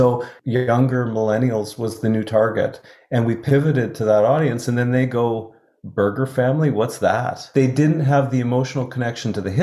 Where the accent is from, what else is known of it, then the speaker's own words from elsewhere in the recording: Edmonton, Alberta, Canada; Chris and I both grew up in Edmonton